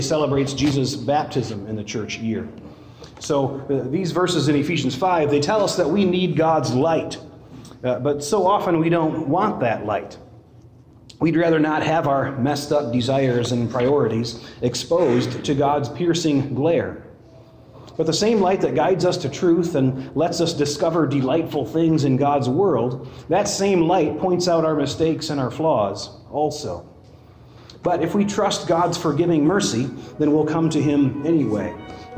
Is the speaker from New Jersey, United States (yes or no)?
no; West Michigan, United States; growing up in Dutch Reformed West Michigan